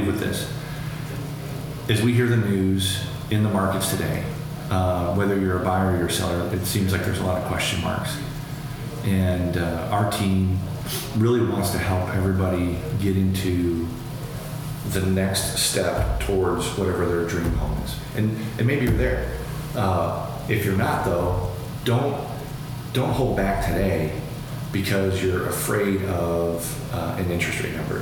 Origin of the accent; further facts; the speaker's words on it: Urbandale, Iowa, United States; also born or lived in Des Moines, Iowa / Adel, Iowa; I grew up in Urbandale, lived near Drake University for a long time